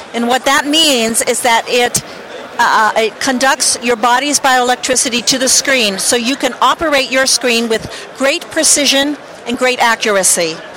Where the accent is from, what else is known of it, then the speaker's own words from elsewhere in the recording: Boulder, Colorado, United States; we're from Boulder, Colorado